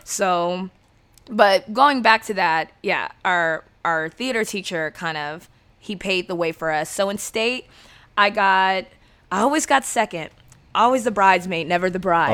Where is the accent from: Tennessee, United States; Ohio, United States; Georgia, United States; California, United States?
California, United States; San Diego; I'm from San Diego